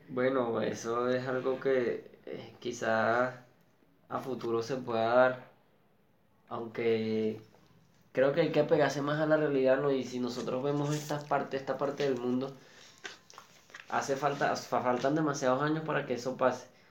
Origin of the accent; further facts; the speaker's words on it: Caracas, Capital District, Venezuela; yo vengo de un barrio de Antímano, Caracas